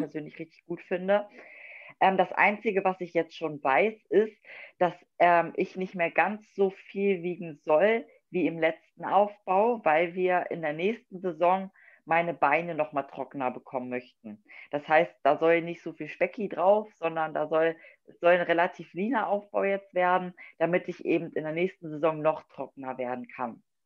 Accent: Wolfsburg, Lower Saxony, Germany; Ich komme aus Wolfsburg, das liegt in Niedersachsen

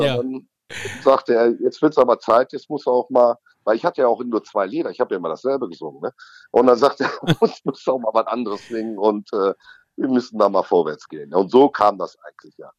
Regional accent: North Rhine-Westphalia, Germany; bei uns in Nordrhein-Westfalen

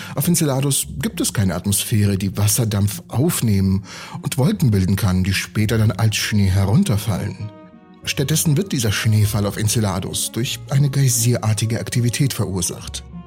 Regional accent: Siberia, Russia; moved away; Ich bin in Sibirien aufgewachsen

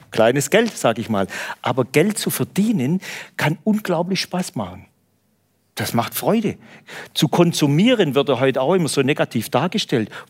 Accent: Baden-Württemberg, Germany; Ich weiß, in Hamburg kennen sie das nicht, aber bei uns in Süddeutschland, da spart

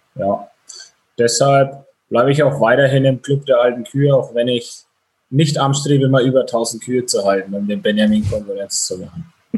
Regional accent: Franconia, Bavaria, Germany; Ich komme aus Franken, also quasi auch ein Bayer

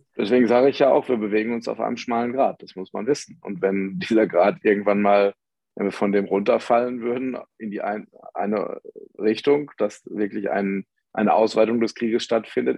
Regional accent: Ruhr area, North Rhine-Westphalia, Germany; Ich komme ja aus dem Ruhrgebiet

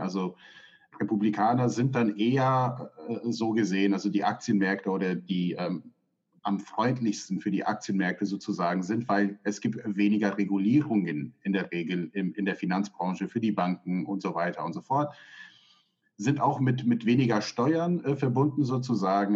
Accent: United States; now in Germany; Ich bin ja selber in den USA aufgewachsen

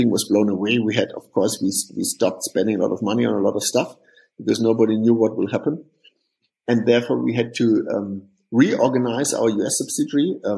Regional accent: Hofheim, Hesse, Germany; English is a second language; we are from the big town of Hofheim, which will nobody know, which listens to this podcast probably. So there are some founders from this lovely town with 40,000 people.

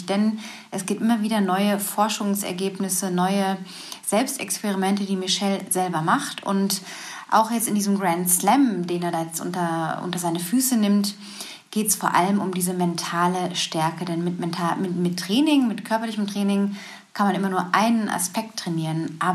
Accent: Lippstadt, North Rhine-Westphalia, Germany; aus dem Pott, da komme ich ja auch her, aus Lippstadt, aus der Nähe von Dortmund.

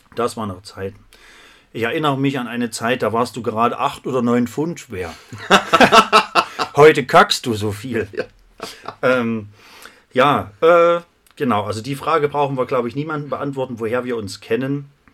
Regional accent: Krölpa, Thuringia, Germany; now in Jena, Germany; Ich bin heute im wunderschönen Krolpa in meinem Heimatdorf und nicht nur das, ich bin in meinem Elternhaus.

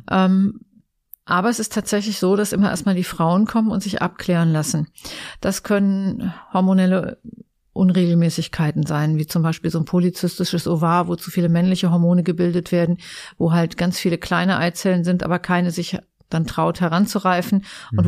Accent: near Eschwege, North Hesse, Germany; moved away as an adult; also born or lived in Giessen; now in Essen, Germany; ich bin ja ein echtes Landei. Ich komme aus Nordhessen. Ähm, hinter Eschwege

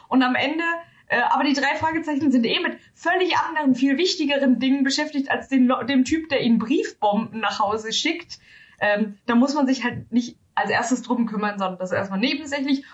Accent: Germany; als Deutsche

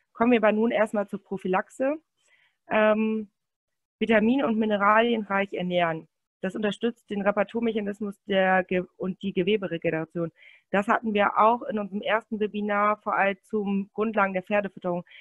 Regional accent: Münsterland, North Rhine-Westphalia, Germany; ich komme aus Münsterland

